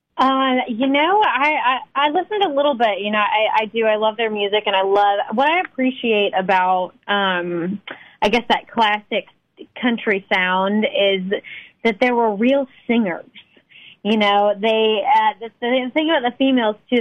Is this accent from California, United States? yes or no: no; Texas, United States; also born or lived in Tulsa, Oklahoma; raised in Texas